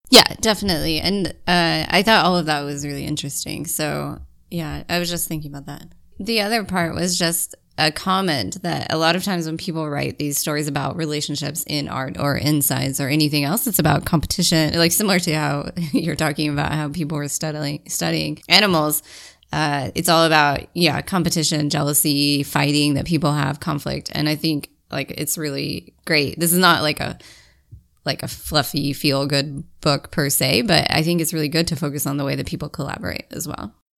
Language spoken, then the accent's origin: English; United Kingdom; I'm also British